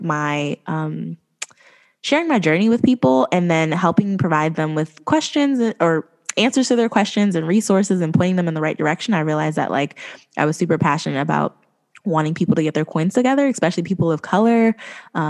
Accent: East Coast, United States; I'm from the East Coast

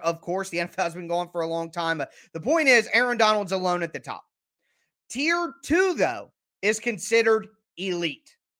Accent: Ohio, United States; I'm from Ohio.

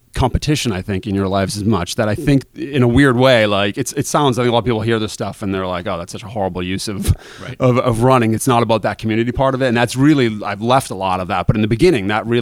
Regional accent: Quincy, Massachusetts, United States; I grew up in Quincy, which is, mm-hmm. you know, 10 miles from the starting line

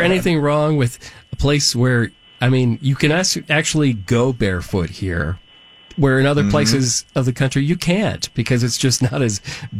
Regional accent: the North, United States; as a northern person

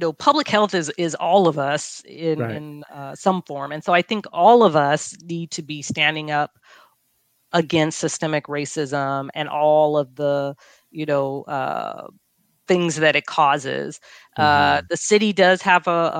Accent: Long Beach, California, United States; growing up in Long Beach, you know, and doing my medical residency in Long Beach and graduating high school in Long Beach

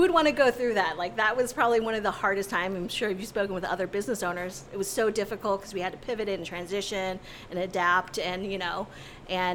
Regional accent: St. Louis, Missouri, United States; moved away as an adult; also born or lived in Chicago; now in St. Louis, United States; we wanted to come back to St. Louis, like this was my hometown

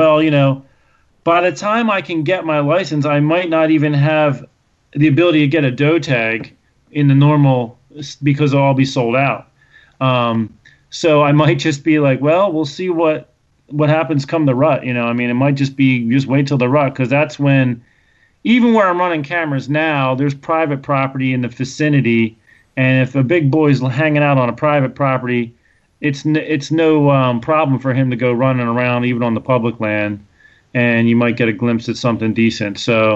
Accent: Pennsylvania, United States; I'm coming from Pennsylvania

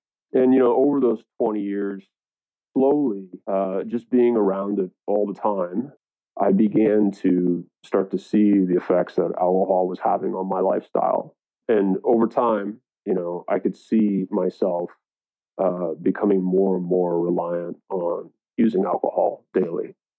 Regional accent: East Coast, United States; now in California, United States; I moved to California from the East Coast of America in 2001, 20 years ago, to join the wine industry.

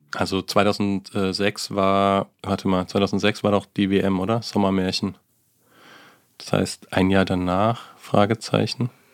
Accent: Germany; Ich als Deutscher

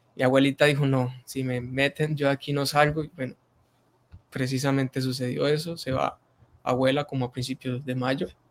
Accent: Arauca, Colombia; en este momento estoy en Arauca, Arauca, Arauca, la tierra del joropo, del, llaner, del llanero nato

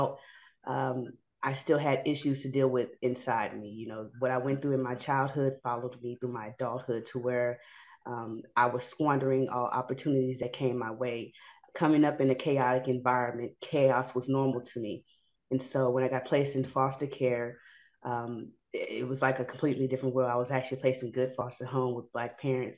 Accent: Houston, Texas, United States; I'm from Fifth Ward

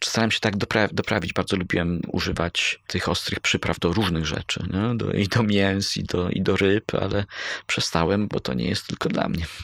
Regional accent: Bydgoszcz, Kuyavian-Pomeranian Voivodeship, Poland; also born or lived in Koronowo; Mieszkałem w Bydgoszczy, urodziłem się w Koronowie pod Bydgoszczą, ale z Bydgoszczy, można powiedzieć

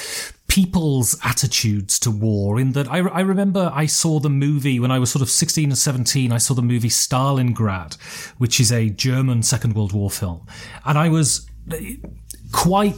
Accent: United Kingdom; I was brought up in Britain on sort of British history

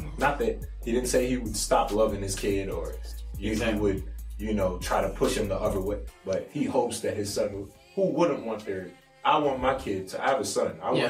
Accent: United States; I'm American.

